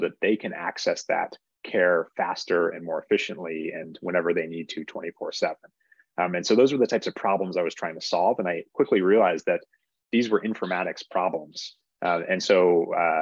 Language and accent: English; Northeast, United States; moved away as an adult; also born or lived in Boston, United States; now in San Francisco Bay Area, United States; I grew up in the Northeast